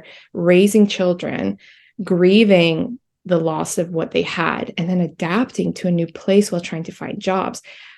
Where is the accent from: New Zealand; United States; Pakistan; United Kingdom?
United Kingdom; England; English is a second language; also born or lived in Albania; the period when I was born in Albania, then we moved to England where I had to learn how to be in a completely different society. And I was 6 years old at this time, and my upbringing was just very different. I had to learn English